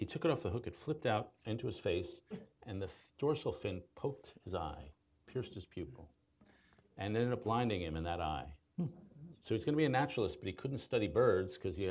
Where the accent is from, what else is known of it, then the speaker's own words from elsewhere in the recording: New York, United States; also born or lived in Chicago; I'm a New Yorker